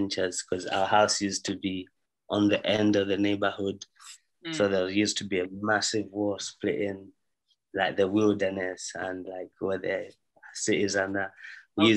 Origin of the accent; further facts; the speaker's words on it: Zambia; moved away; I grew up in Zambia